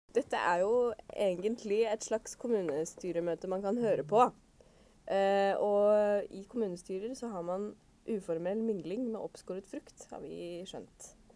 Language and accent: Norwegian; Kongsvinger, Innlandet, Norway; Jeg er fra Kongsvinger kommune